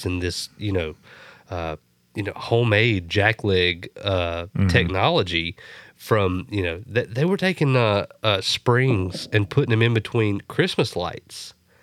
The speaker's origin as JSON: {"language": "English", "country": "United States", "said": "I'm American"}